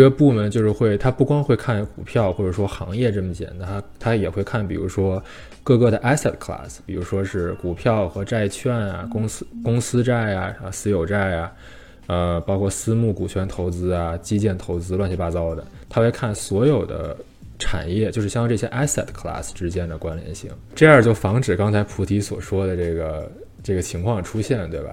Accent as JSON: {"language": "Chinese", "country": "China", "moved": "yes", "lives_now": "Canada", "said": "虽然咱们都是中国人"}